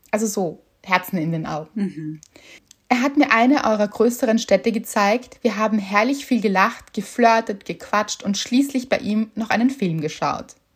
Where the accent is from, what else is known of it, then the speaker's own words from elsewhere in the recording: Northern Germany, Germany; habe ich als Norddeutsche neulich im Urlaub